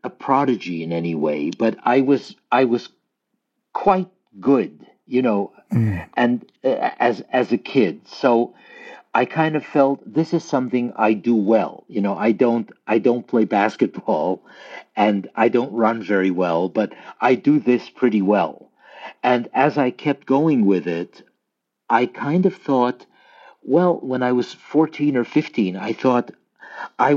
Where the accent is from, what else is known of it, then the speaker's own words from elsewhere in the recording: Lviv, Lviv Oblast, Ukraine; moved away; we come from a city which is very much in the news now, Lviv.